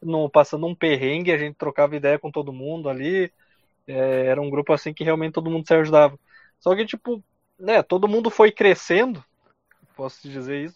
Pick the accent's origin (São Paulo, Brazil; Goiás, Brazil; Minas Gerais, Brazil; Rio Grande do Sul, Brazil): Rio Grande do Sul, Brazil; Carazinho; nós somos de Carazinho, uma Sim. cidade de 60 mil habitantes